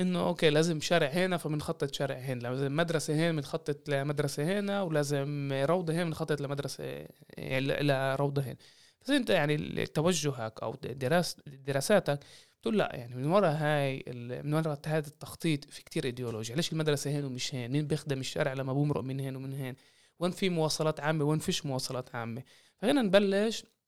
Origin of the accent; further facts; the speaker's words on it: Jaffa, Tel Aviv District, Israel; وانا من يافا والقصص اللي ربينا عليها بهاي المناطق